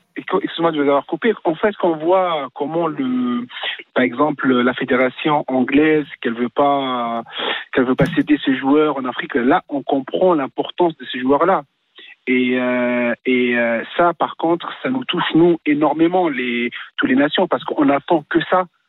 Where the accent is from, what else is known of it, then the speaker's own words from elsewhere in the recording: Tunisia; je suis tunisien